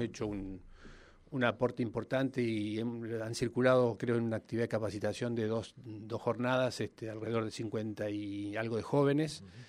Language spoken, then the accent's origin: Spanish; Neuquén, Argentina; compartimos más o menos la misma edad, este, somos Neuquinos